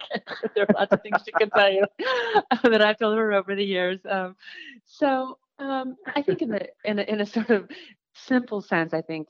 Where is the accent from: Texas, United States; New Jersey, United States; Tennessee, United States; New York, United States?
New York, United States; doing tours that I would never, even like touristy things that I never did as a New Yorker